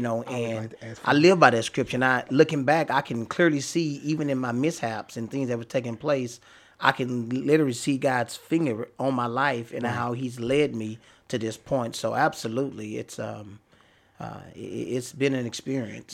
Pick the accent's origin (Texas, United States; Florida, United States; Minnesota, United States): Texas, United States; Dallas; I grew up in Oak Cliff